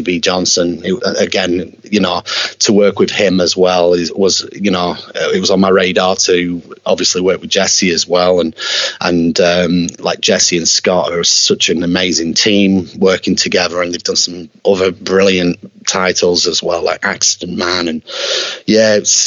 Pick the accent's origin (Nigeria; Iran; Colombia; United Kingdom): United Kingdom; Preston, North West England; my hometown of Preston in Lancashire in the UK